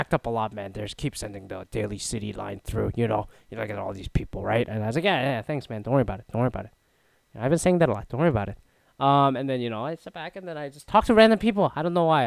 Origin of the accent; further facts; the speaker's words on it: Toronto, Ontario, Canada; I'm from Toronto area